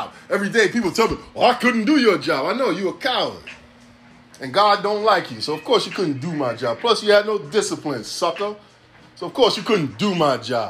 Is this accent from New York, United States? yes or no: yes; New York City, New York, United States; I'm from here. Born and raised in the town